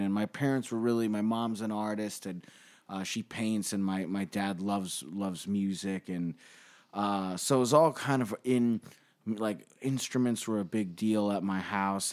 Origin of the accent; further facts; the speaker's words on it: New York City, New York, United States; We grew up in Bay Ridge